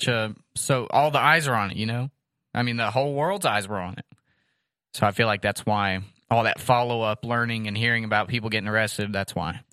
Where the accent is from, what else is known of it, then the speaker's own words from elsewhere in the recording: United States; as an American